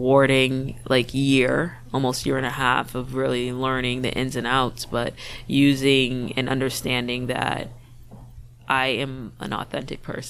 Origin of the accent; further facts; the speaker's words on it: Boston, Massachusetts, United States; I grew up in Mattapan. And my mom's a single mother who worked 7 to 3, 3 to 11